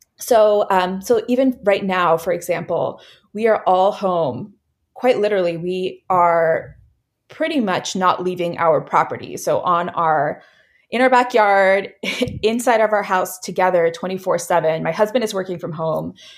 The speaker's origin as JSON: {"language": "English", "region": "Virginia", "country": "United States", "also_born_or_lived": "Bay Area, California", "moved": "as an adult", "said": "we actually just moved back to Virginia, to our home state from California"}